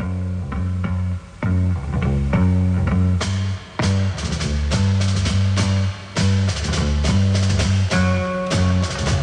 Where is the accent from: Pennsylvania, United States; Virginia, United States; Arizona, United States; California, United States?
California, United States; Berkeley; I grew up in Berkeley